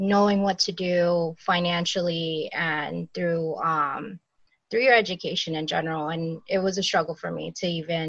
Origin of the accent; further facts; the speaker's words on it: Uniondale, New York, United States; I grew up in Uniondale, New York.